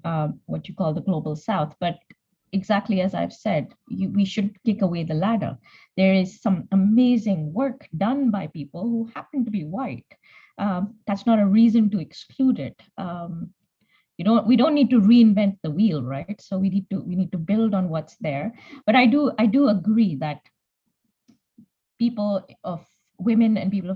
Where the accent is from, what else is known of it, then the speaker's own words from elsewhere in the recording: Punjab, Pakistan; moved away as an adult; also born or lived in England; now in United Kingdom; So I grew up in Pakistan. The first time I came to England was for my master's